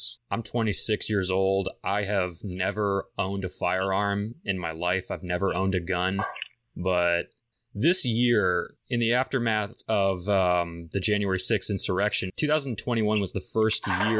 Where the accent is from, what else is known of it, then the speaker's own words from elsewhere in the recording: United States; as an American